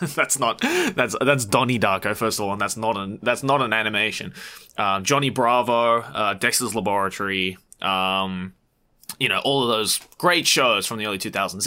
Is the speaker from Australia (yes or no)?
yes; Sydney, New South Wales, Australia; now in Japan; Japanese Australian kid from Sydney